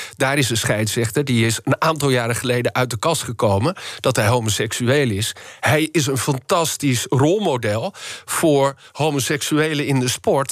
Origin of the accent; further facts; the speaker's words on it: Netherlands; Wij als Nederlanders